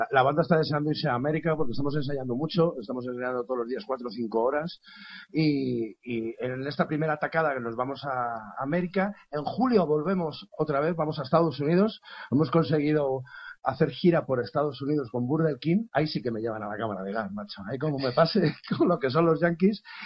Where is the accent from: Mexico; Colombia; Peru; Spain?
Spain; aquí en España a lo mejor no estamos muy acostumbrados a que un músico escandalice como yo